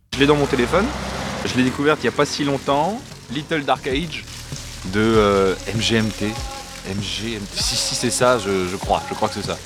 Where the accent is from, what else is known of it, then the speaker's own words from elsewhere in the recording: Caen, Normandy, France; je suis né à Caen. J'ai toujours vécu ici